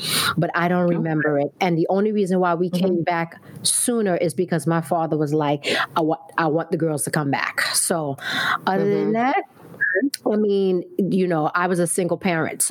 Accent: New York, United States; I was born in Brooklyn, raised in Brooklyn

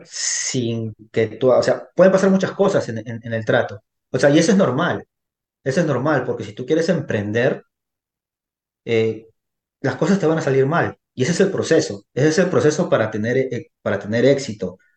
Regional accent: Peru; now in United States; yo originalmente soy peruano. Yo resido aquí en los Estados Unidos ya más de 20 años aquí en este país

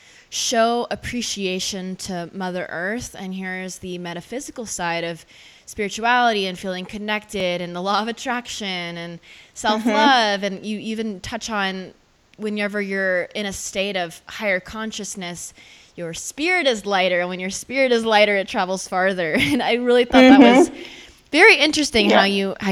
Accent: Texas, United States; now in Boulder, United States; where I was born and raised in Texas

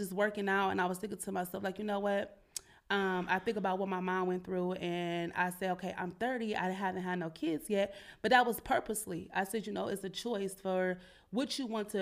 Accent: Cleveland, Ohio, United States; now in Columbus, United States; I'm originally from Cleveland

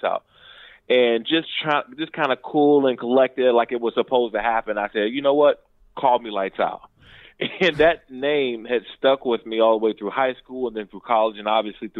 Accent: Prince George's County, Maryland, United States; I grew up in Prince George's County, Maryland

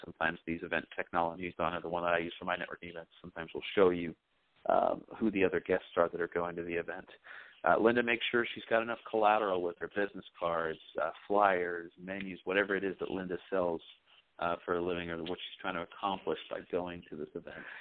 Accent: England, United Kingdom; I was raised in England

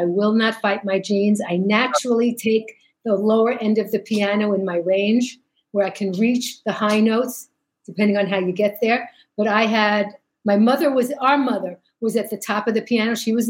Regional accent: New York City, New York, United States; accent: Brooklyn; moved away as an adult; now in Los Angeles, United States; When I was born, we were living in the Vanderveer Estates on Flatbush between Nostrand and Newkirk.

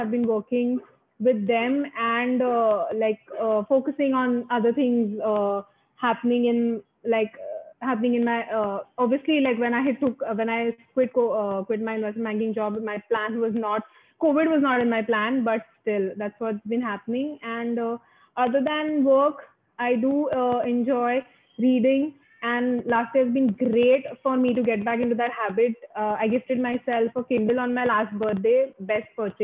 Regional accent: Mumbai, Maharashtra, India; first language Marathi; English is a second language; I'm from Bombay, India. Born and brought up here

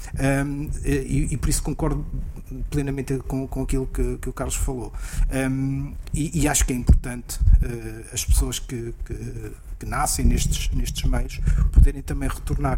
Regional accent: Gouveia / Seia, Centro, Portugal; pelo menos no sítio de onde eu sou, oh, oh, de onde eu venho, que é do outro lado da Serra, da, Gouveia de Ceia

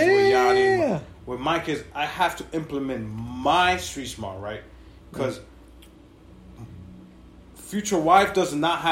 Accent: New York, United States; we grew up in New York when it was fucking rough with crack cocaine

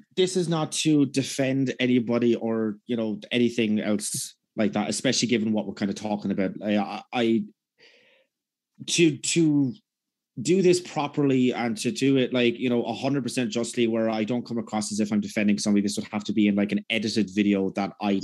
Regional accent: Ireland; growing up in Ireland

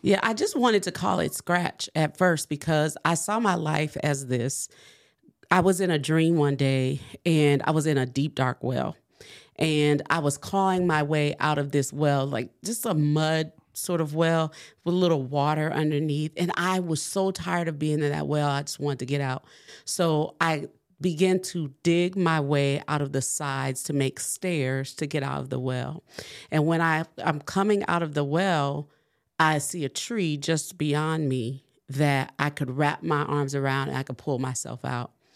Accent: New Orleans, Louisiana, United States; I'm from New Orleans

